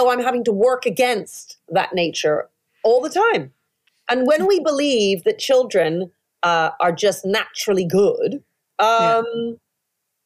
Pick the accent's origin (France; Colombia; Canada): Canada; Toronto, Ontario; now in United Kingdom; I grew up mainly in Toronto